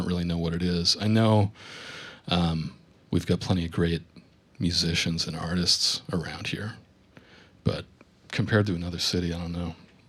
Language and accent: English; north of Burlington, Vermont, United States; moved away as an adult; also born or lived in Boston / New York; So I grew up north of Burlington in a tiny little town. Got out of here as soon as I could, and moved around a little bit.